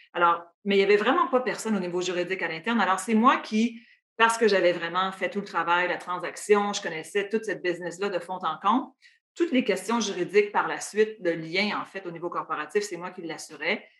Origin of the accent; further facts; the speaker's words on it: Matane, Quebec, Canada; moved away as an adult; also born or lived in Ottawa; je suis née à Matane. Euh, mes parents y habitent toujours d'ailleurs. Euh, et puis, euh, donc, c'est vraiment là que je suis née. J'ai grandi. J'ai fait mon primaire, mon secondaire là-bas.